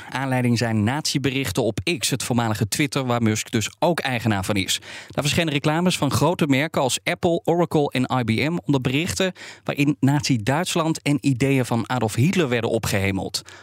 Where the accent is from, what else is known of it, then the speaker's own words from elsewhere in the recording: Netherlands; Dat vinden we als Nederlanders